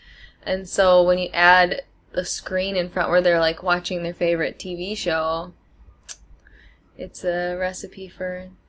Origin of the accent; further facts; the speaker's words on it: Wisconsin, United States; moved away as an adult; also born or lived in Oconto Falls, Wisconsin; now in Shenzhen, China; I was born in a really small town in northern Wisconsin, less than 2,000 people. And I remember when we moved from that town to the new town, mm-hmm. which is also in Wisconsin, but was about 10,000 people at the time